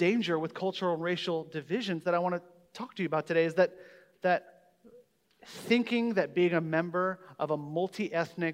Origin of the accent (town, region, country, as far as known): Omaha, Nebraska, United States; born or raised there